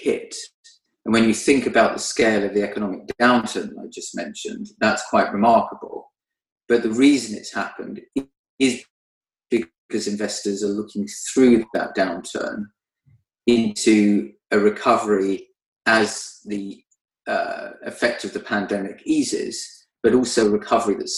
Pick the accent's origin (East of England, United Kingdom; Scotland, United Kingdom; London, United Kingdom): London, United Kingdom; growing up in Northwest London, I was on my bike the whole time